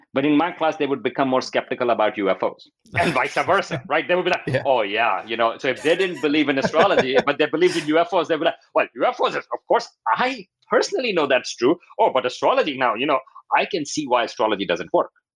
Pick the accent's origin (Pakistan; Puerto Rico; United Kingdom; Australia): Pakistan; moved away; I grew up in Pakistan